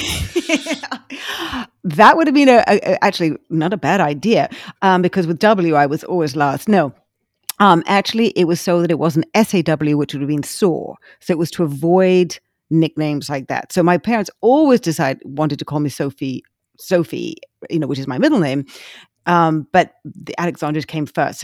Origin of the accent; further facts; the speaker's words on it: England, United Kingdom; now in United States; when I was growing up in England